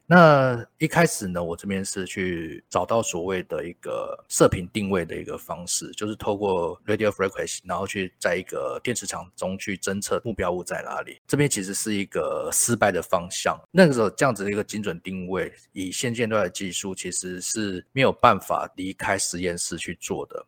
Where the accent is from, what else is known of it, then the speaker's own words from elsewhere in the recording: Kaohsiung, Taiwan; 我本身是高雄人